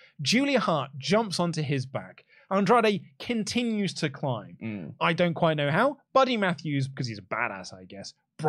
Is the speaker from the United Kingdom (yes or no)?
yes; United Kingdom; Look, as a Brit wrestling fan, a British wrestling fan, particularly one who frequented Rev Pro a lot.